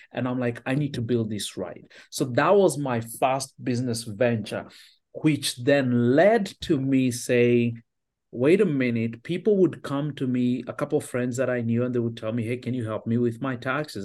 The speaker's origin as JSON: {"language": "English", "country": "Kenya", "tie": "born or raised there", "also_born_or_lived": "Finland / Australia", "moved": "yes", "lives_now": "United States", "said": "I was born and raised in Kenya"}